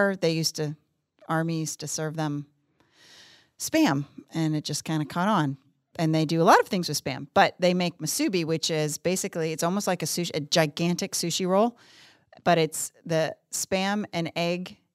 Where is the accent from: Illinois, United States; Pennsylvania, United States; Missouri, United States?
Pennsylvania, United States; Pittsburgh; accent: Pittsburgh; That's my Pittsburgh accent